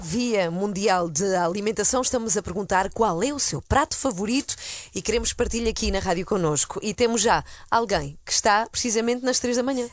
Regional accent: Spain; now in Portugal; eu nasci e cresci em Espanha, vivi lá é, bastantes anos

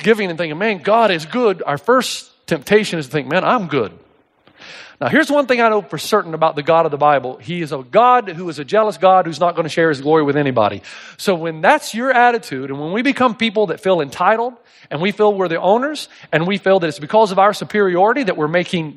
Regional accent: East Tennessee, United States; I grew up in East Tennessee.

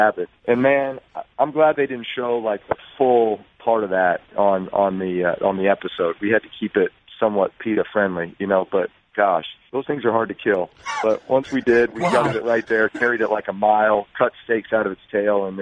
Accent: Texas, United States; moved away as an adult; also born or lived in Indiana / San Diego / New Orleans; I grew up in Texas

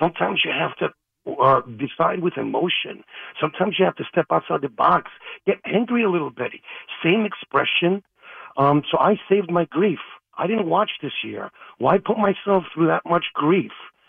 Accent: Queens, New York, United States; Born and raised in Queens. Used to imitate Don Mattingly. I grew up born in 76, and I was raised with the Yankees playing stickball in the streets.

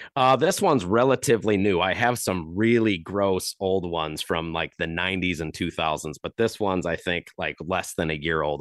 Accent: Chesterton, Indiana, United States; growing up in the Chicagoland area in Chesterton, Indiana

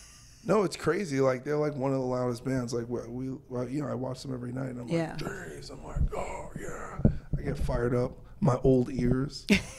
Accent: New York, United States; I grew up in New York, so this is like next door for us.

